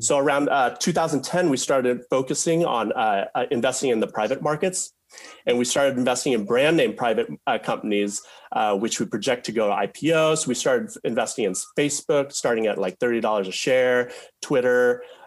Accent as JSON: {"language": "English", "town": "Mukilteo", "region": "Washington", "country": "United States", "tie": "born or raised there", "said": "we were raised in Mukilteo, Washington, a suburb of Seattle"}